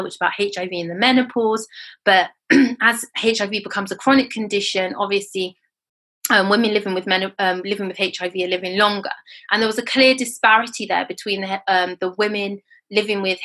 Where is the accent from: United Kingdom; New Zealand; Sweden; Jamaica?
United Kingdom; also born or lived in Nigeria; I am British Nigerian